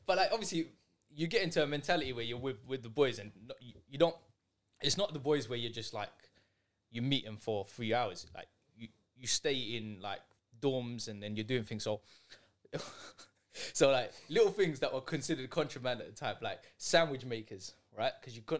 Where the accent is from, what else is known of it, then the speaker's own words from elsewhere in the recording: London, United Kingdom; Forest Gate, East London.